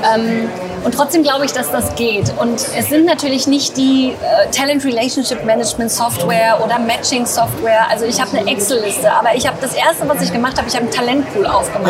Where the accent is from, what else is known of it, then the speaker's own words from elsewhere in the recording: Ostwestfalen-Lippe, North Rhine-Westphalia, Germany; also born or lived in England; ich bin in Ostwestfalen-Lippe groß geworden